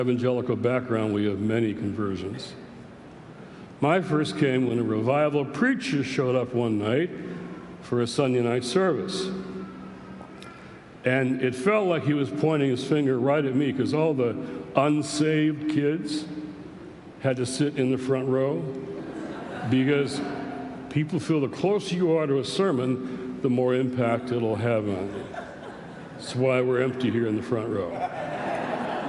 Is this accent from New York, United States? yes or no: no; Detroit, Michigan, United States; I grew up in Detroit, in Motor City, Motown